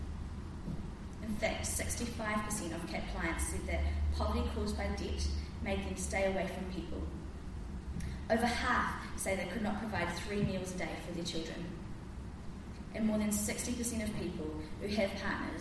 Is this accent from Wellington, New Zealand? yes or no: no; Christchurch, Canterbury, New Zealand; also born or lived in Auckland; I grew up in Christchurch, having the privilege of being brought up in the church.